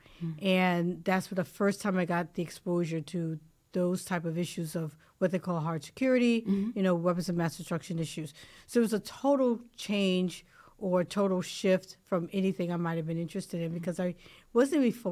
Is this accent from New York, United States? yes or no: yes; New York City, New York, United States; moved away as an adult; now in Washington, D.C., United States; when I was growing up in the Bronx